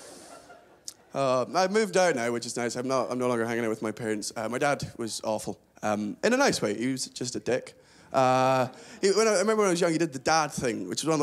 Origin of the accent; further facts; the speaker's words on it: Scotland, United Kingdom; also born or lived in England; I am from Scotland. I was born in England, but I do consider myself fully Scottish